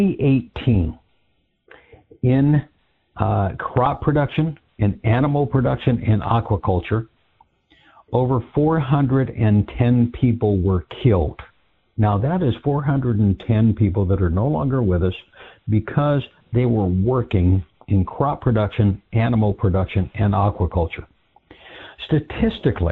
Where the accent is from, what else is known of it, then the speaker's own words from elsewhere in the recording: California, United States; my home state, California